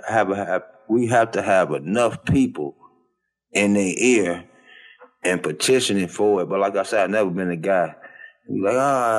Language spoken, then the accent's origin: English; Detroit, Michigan, United States; I hate to say this, I'm born and raised in Detroit, but this goes along a lot of places.